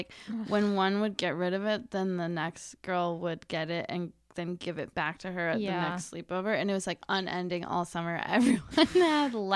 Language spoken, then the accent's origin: English; Wisconsin, United States; I'm from Wisconsin